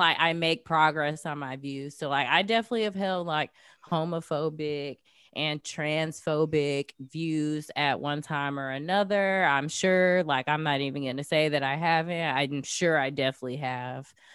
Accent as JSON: {"language": "English", "town": "Jacksonville", "region": "Florida", "country": "United States", "tie": "born or raised there", "also_born_or_lived": "New York City / Los Angeles", "moved": "as an adult", "said": "I grew up in Jacksonville, Florida"}